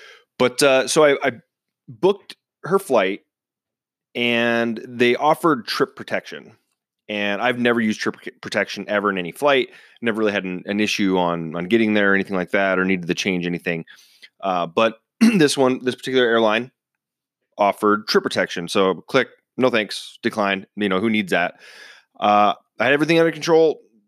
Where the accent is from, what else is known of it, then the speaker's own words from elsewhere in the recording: Seattle, Washington, United States; I'm originally from Seattle, big Seahawks fan.